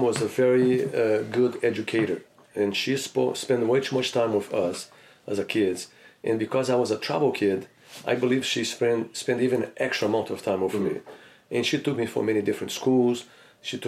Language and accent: English; Rio de Janeiro, Brazil; now in United States; I grew up in Rio de Janeiro, in the Flamengo neighborhood.